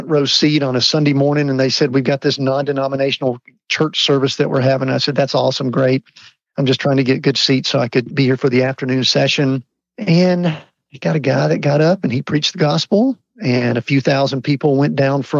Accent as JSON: {"language": "English", "area": "Atlanta area", "region": "Georgia", "country": "United States", "tie": "born or raised there", "said": "I grew up in the Atlanta area, and I always tell people I grew up in a small town just outside of Atlanta"}